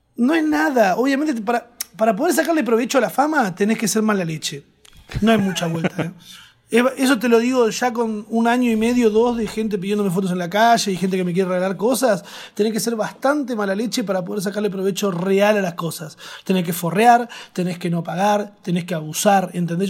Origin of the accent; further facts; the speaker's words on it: Argentina; moved away as an adult; now in Madrid, Spain; yo estoy en Europa, soy argentino